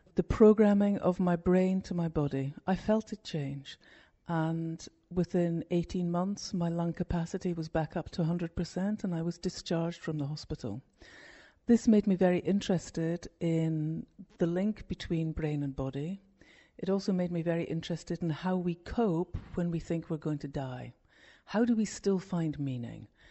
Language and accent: English; Scotland, United Kingdom; moved away as an adult; also born or lived in London; When I went back to Scotland, which is my home country, from London